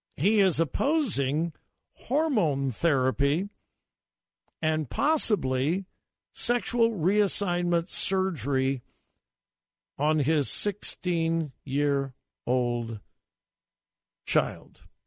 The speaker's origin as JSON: {"language": "English", "country": "United States", "said": "our country was built on that moral foundation."}